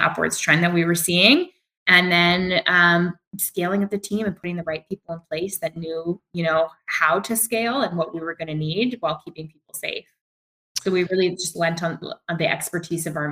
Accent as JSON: {"language": "English", "town": "Vancouver", "region": "British Columbia", "country": "Canada", "tie": "born or raised there", "said": "growing up in Vancouver and being good Vancouverites"}